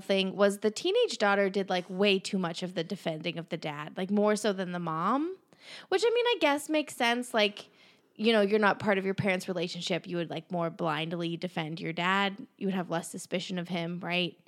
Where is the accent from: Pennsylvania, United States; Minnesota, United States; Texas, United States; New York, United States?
Pennsylvania, United States; Pittsburgh; we're from Pennsylvania, Pittsburgh